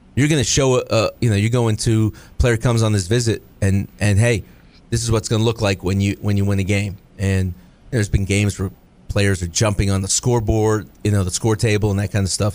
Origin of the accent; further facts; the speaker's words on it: Florida, United States; knew I was from Florida